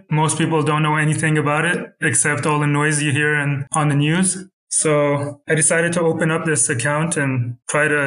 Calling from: Tehran, Tehran Province, Iran; Uh, I'm calling from Tehran, Iran.

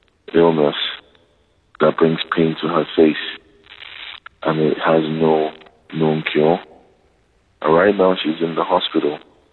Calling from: Nigeria; And calling from Nigeria.

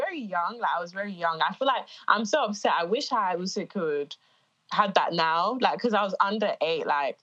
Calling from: London, United Kingdom; I'm calling from London today. Yeah, London, UK.

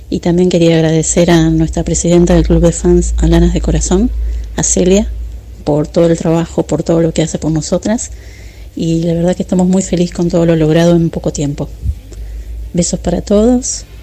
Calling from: Buenos Aires, Argentina; Hola Guille … de Buenos Aires, Argentina.

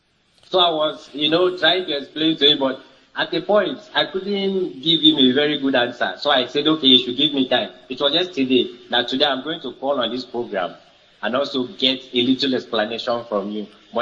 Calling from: Uyo, Akwa Ibom, Nigeria; I'm calling from Uyo.

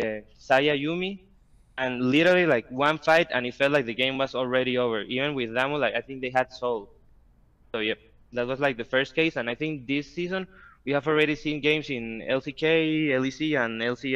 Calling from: Costa Rica; From Costa Rica.

